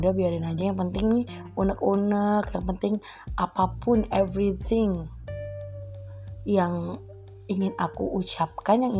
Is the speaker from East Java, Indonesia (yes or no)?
yes; East Java, Indonesia; bahasa ibuku itu bahasa Indonesia bahasa lingkunganku itu bahasa Madura dan di Jakarta aku belajar how to berbahasa Indonesia dengan baik dan benar